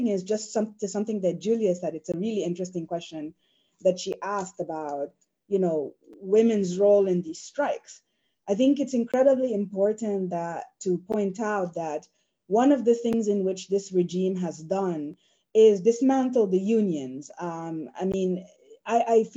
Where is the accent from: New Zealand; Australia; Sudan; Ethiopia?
Sudan; also born or lived in United States